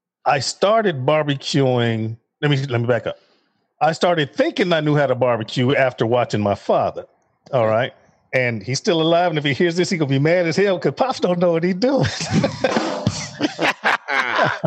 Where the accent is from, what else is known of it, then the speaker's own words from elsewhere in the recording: Chicago, Illinois, United States; moved away as an adult; also born or lived in Fort Bragg, North Carolina; I'm from Chicago.